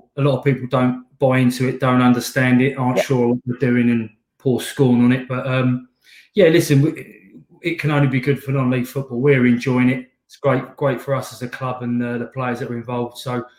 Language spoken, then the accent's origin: English; Slough, South East England, United Kingdom; I'm not an Essex boy, though. I'm the other side of the M25. I'm from Slough. I live in Windsor